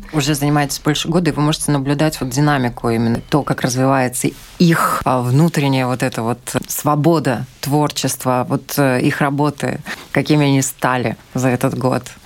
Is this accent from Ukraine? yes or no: yes; Ukraine; moved away; Я сама из Украины